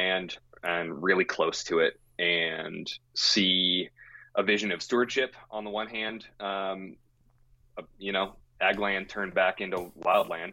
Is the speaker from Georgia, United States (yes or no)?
no; Willamette Valley, Oregon, United States; also born or lived in Yakima, Washington; I was actually born in Yakima, Washington. I call myself an Oregonian